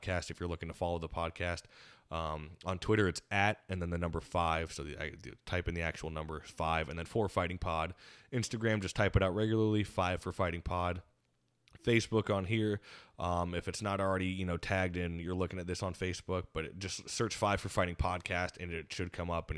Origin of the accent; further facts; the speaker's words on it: United States; growing up in the Quad Cities